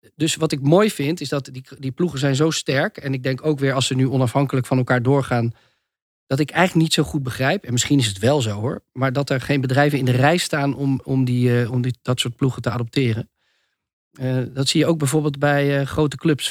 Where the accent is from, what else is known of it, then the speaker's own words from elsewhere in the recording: Netherlands; in ons land